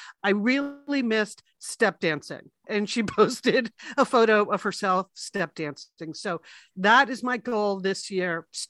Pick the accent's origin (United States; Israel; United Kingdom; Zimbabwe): United States; Fairfield, Connecticut; We grew up in Fairfield.